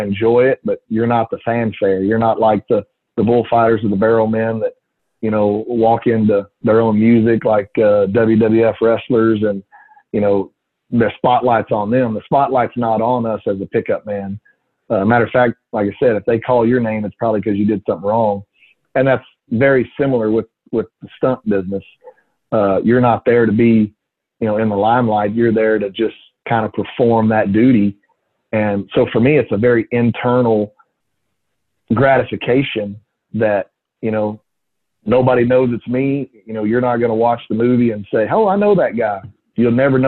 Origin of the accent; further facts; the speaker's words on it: Texas, United States; I'm from Texas. We don't ice skate a lot.